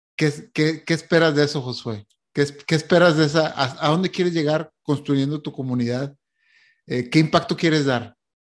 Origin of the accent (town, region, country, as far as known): Mexico; now in Montreal, Canada